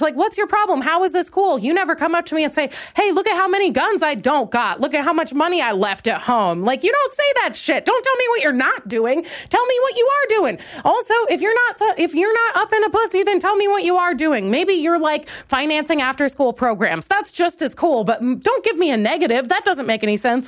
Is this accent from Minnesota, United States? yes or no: yes; Minnesota, United States; now in Chicago, United States; I'm from Minnesota, so I've been around white people all my life